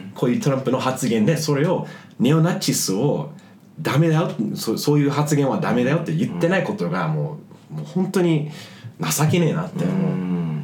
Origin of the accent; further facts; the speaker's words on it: United States; now in Japan; でもまあ日本には住んではいるもののアメリカ人って俺まだあの、まあ帰化するつもりはないし